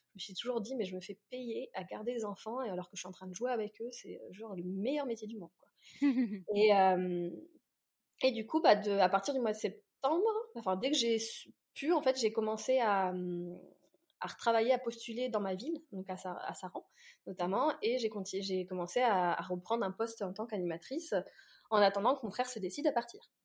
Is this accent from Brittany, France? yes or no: no; Orléans, Centre-Val de Loire, France; moved away as an adult; also born or lived in Paris; j'ai pas du tout grandi à Paris, j'ai grandi donc à Orléans